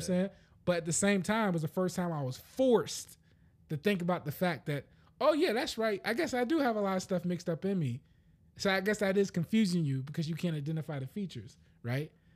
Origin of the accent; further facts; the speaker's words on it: United States; I'm American.